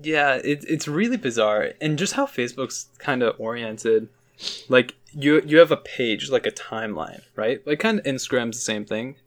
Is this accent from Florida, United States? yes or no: no; Chicago suburbs, Illinois, United States; I'm from the suburbs